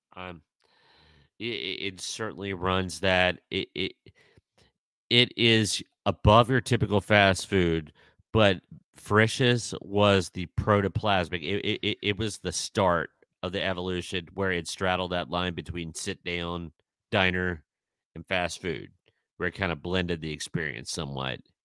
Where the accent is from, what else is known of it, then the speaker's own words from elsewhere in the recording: Midwest, United States; being a Midwesterner, we did, I mean, in our area, we did not grow up with Jack in the Box